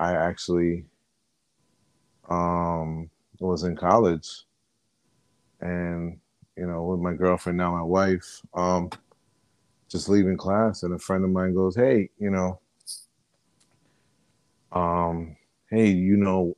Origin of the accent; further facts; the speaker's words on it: New Jersey, United States; accent: Jersey; I'm from Jersey, born and bred